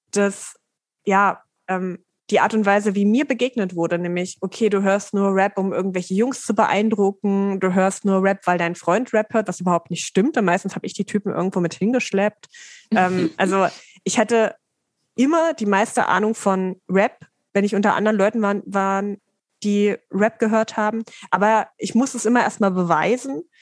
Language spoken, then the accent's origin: German; Dessau, Saxony-Anhalt, Germany; Wo ist denn deine Heimatstadt? Dessau und Sachsen-Anhalt.